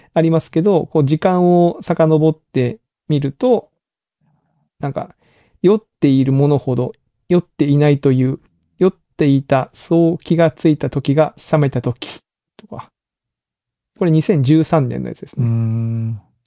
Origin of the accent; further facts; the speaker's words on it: Kagoshima, Japan; moved away; 鹿児島出身